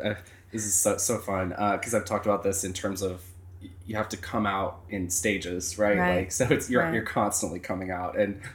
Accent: North Carolina, United States; moved away; North Carolina in my home state

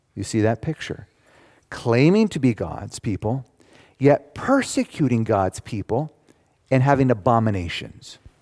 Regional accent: United States; I'm an American. I am very thankful to be a citizen of the United States.

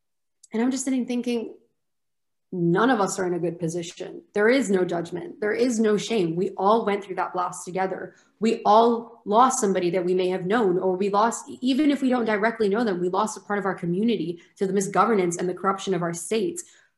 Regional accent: Lebanon; also born or lived in United Kingdom; I went to an American school in Lebanon and I proceeded to study in the UK.

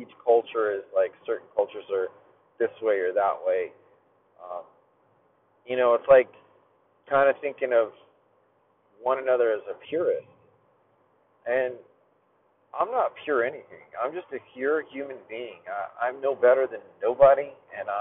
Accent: United States; I'm American. I was raised here

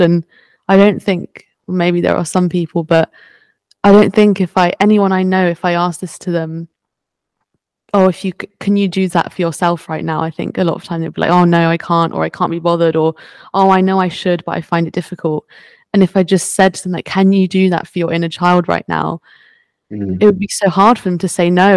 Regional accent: France; I was born in France

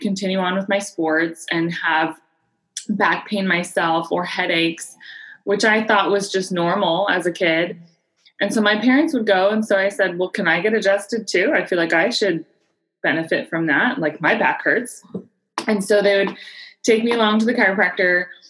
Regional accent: San Diego, California, United States; I was born and raised in San Diego

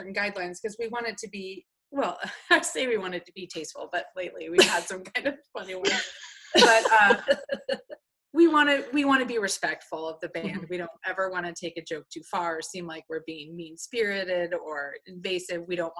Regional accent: Colorado, United States; We're from Colorado, which is kind of known for buffaloes, so it's kind of kismet.

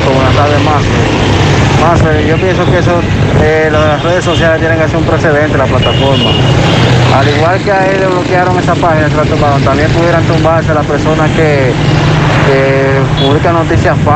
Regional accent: Dominican Republic; pero yo soy dominicano, … era, era lo mejor que tenía República Dominicana en el merengue.

